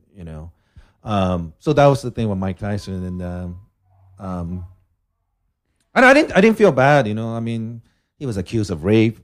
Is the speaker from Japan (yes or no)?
yes; Japan; I'm from Japan